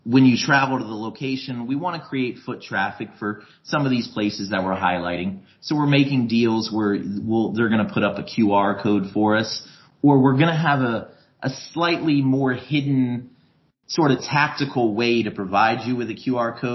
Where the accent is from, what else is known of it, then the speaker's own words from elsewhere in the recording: Tampa, Florida, United States; I'm from Tampa, Florida originally